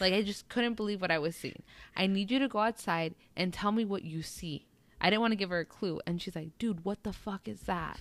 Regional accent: Southern California, United States; I rep Sou-, Socal more than you know, obviously NorCal, I'm not from NorCal

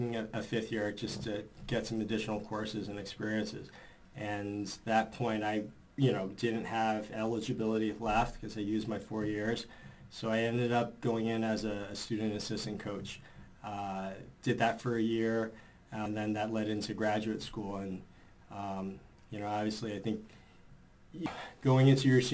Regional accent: New York City, New York, United States; as a New Yorker

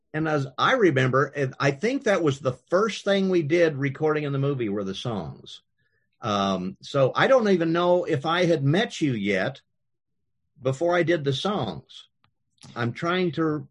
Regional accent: Kansas, United States; when I was growing up in Kansas

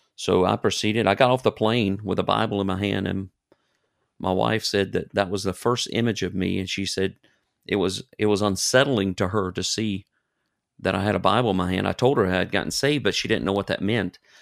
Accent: Brewton, Alabama, United States; moved away as an adult; now in Germany; I was born and raised in Bruton, Alabama

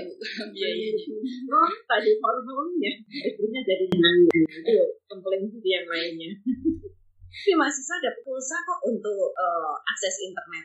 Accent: Sulawesi, Indonesia; saya dari Sulawesi

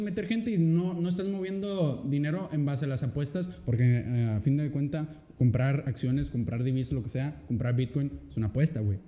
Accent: Mexico; como mexicano

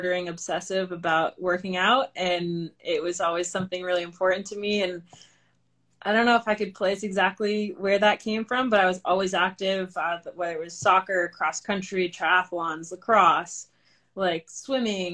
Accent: New Hampshire, United States; now in Bozeman, United States; I'm originally from New Hampshire. Right now I'm living in Bozeman, Montana

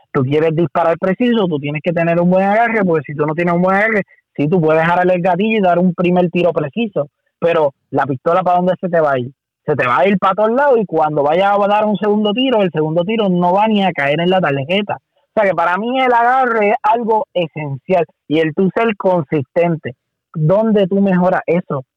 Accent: Puerto Rico; soy el único boricua

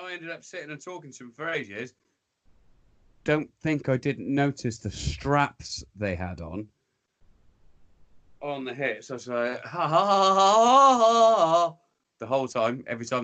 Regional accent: England, United Kingdom; I'm brown in disguise and I'm English.

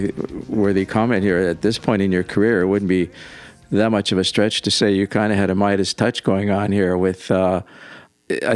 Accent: Canada; Being a Canadian

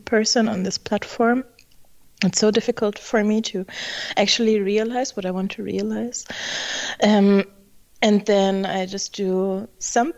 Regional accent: Germany; I'm originally from Germany, as you might not necessarily guess when you read or try to pronounce my name, but I'm German

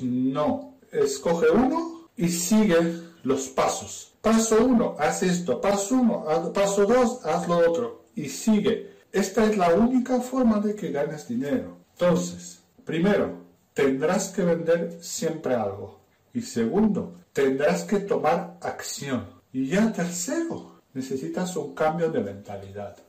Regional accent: Romania; Spanish is a second language; moved away as an adult; now in Spain; soy rumano. Y he venido a España hace unos cuantos añitos. Todavía me notarás el acento

